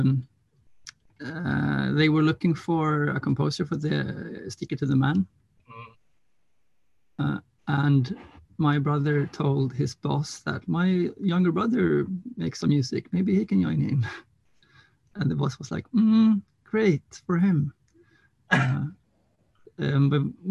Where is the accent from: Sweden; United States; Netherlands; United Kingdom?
Sweden; Gothenburg, Västra Götaland; I'm from Gothenburg, Swedish West Coast.